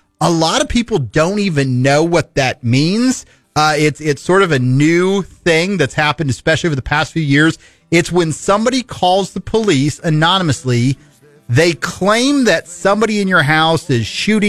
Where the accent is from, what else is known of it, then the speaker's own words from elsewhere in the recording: Midwest, United States; How am I in Hollywood? I'm from the Midwest.